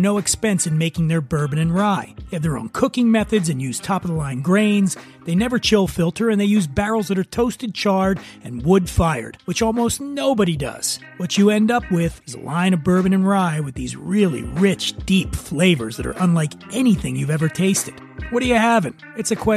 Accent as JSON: {"language": "English", "town": "Philadelphia", "region": "Pennsylvania", "country": "United States", "tie": "born or raised there", "moved": "yes", "lives_now": "Los Angeles, United States", "said": "I grew up in Philly"}